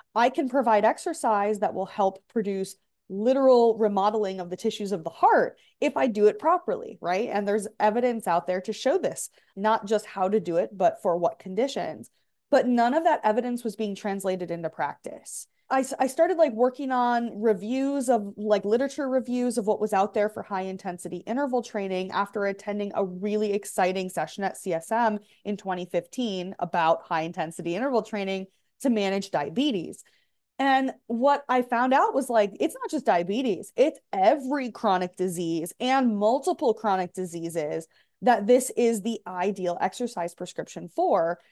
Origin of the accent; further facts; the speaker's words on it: Michigan, United States; moved away as an adult; also born or lived in Grand Rapids, Michigan; now in Texas, United States; I'm from Michigan